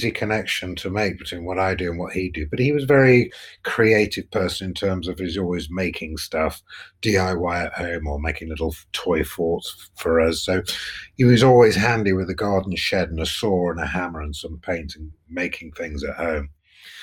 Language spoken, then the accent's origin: English; Nottingham, East Midlands, United Kingdom; I grew up in Nottingham, which is the East Midlands